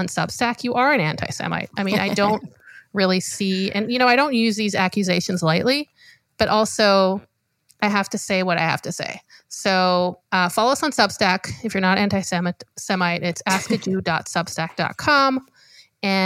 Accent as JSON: {"language": "English", "country": "Israel", "tie": "born or raised there", "moved": "yes", "said": "I'm Ashkenazi, Polish, but I grew up in Israel"}